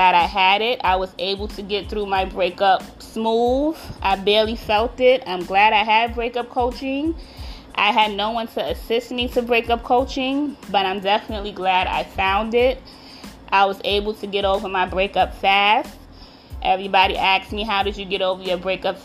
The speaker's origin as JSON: {"language": "English", "region": "New York", "country": "United States", "said": "I'm from New York. You know we love coffee over here"}